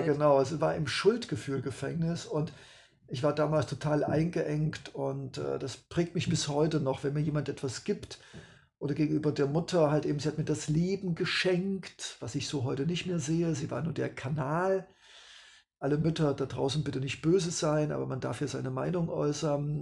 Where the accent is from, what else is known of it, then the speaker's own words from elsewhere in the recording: East Germany, Germany; Ich komme aus dem Osten